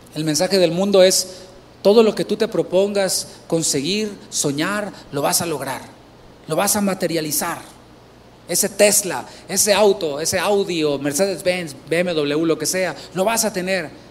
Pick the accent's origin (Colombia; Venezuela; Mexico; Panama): Mexico; Tampico, Tamaulipas; yo soy de Tampico, Tamaulipas